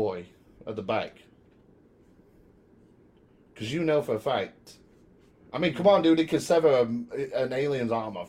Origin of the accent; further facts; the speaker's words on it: United Kingdom; Dude, look, I'm British.